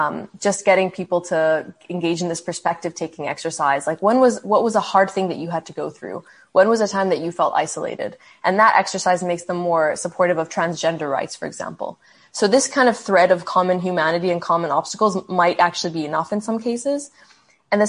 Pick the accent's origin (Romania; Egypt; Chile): Egypt; also born or lived in Saudi Arabia / Canada; Then I had moved back to Saudi Arabia, and I would tell people I'm Egyptian Canadian.